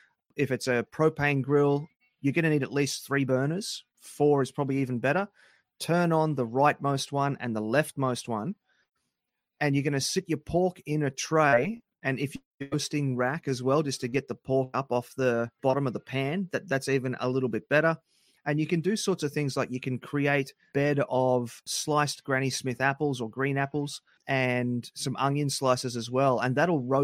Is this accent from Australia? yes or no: yes; Australia; my wife's American and I'm Australian